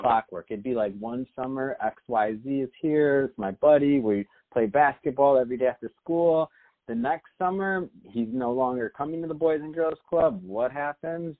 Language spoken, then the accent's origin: English; Michigan, United States; now in Los Angeles, United States; I'm from Michigan originally